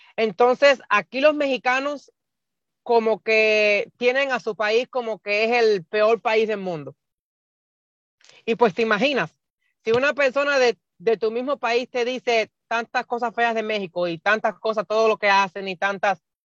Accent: Cuba; moved away as an adult; now in Nebraska, United States; yo soy de, nací en Cuba, vivo en Estados Unidos hace 10 años y vivo en el estado de Nebraska

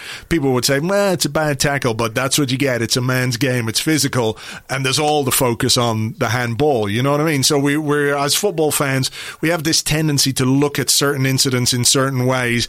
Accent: Ireland; as an Irish lad

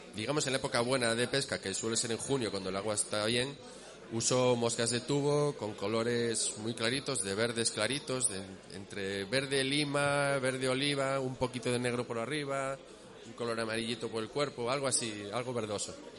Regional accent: Vigo, Galicia, Spain; now in Asturias, Spain; yo soy de Vigo y, me fui a vivir a Asturias

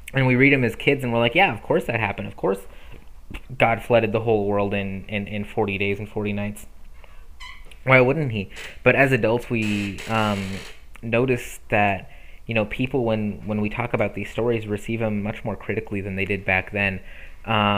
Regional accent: United States; as American Christians

